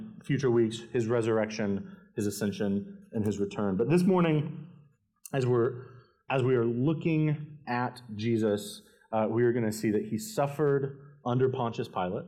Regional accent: Winston-Salem, North Carolina, United States; moved away as an adult; now in Columbia, United States; I grew up in North Carolina in Winston-Salem and moved down to Columbia

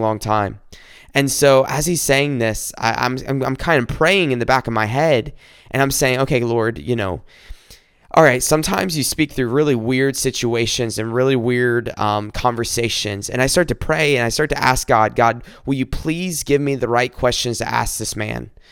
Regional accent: South Carolina, United States; moved away as an adult; also born or lived in Columbia, South Carolina; now in Michigan, United States; I'm not from Michigan, I'm from South Carolina, born and raised here

